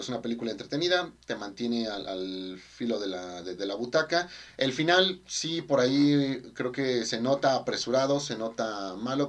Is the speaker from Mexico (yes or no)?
yes; Mexico; como mexicano